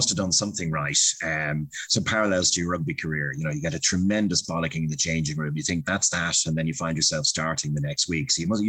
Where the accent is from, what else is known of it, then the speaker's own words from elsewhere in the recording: Ireland; our generation in Ireland